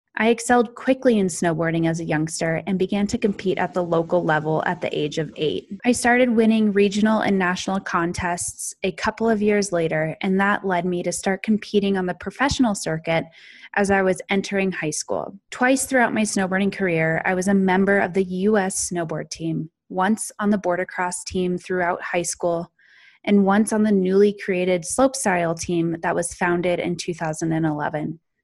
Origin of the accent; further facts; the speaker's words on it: Snowmass Village, Colorado, United States; also born or lived in California; I was raised just outside of Aspen, Colorado, in another small mountain town called Snowmass Village